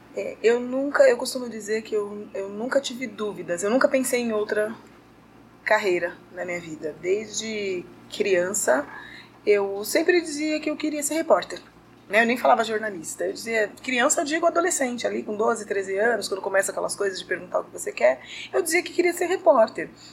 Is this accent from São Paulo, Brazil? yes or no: yes; São Paulo, Brazil; eu sou de São tá. Paulo